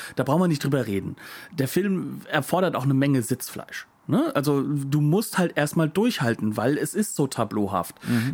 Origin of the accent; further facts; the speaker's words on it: Germany; wir als Deutsche